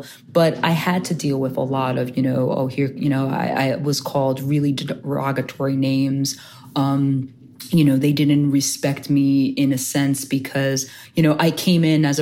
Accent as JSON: {"language": "English", "town": "Union City", "country": "United States", "moved": "as an adult", "said": "I wanted to get outside the doors of Union City"}